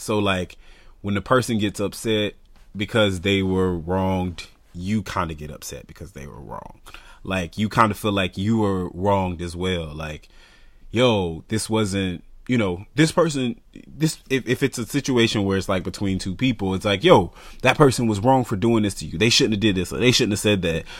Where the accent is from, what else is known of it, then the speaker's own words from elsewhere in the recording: the South, United States; growing up in the South